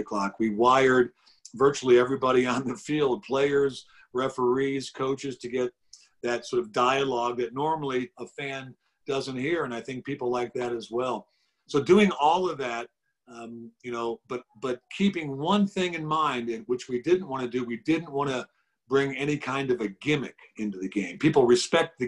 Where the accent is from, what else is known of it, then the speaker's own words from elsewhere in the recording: Cleveland, Ohio, United States; when I was a 12-year-old kid growing up in Cleveland